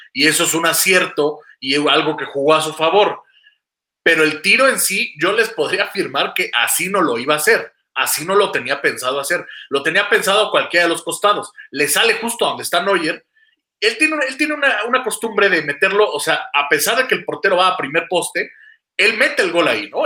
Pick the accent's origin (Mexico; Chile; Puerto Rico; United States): Mexico; soy mexicano